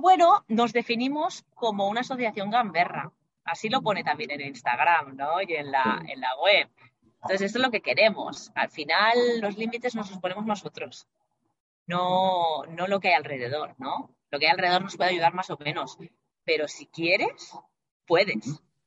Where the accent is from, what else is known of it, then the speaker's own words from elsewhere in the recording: Barcelona, Catalonia, Spain; moved away as an adult; now in Madrid, Spain; soy de Barcelona, pero actualmente vivo en Madrid por temas de trabajo